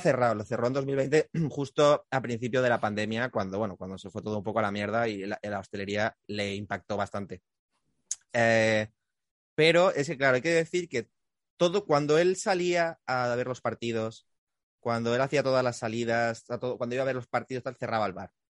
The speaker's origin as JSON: {"language": "Spanish", "town": "Gandia", "region": "Valencian Community", "country": "Spain", "said": "Manolo está aquí de Valencia, o sea, de donde soy yo. O sea, yo soy de Gandía"}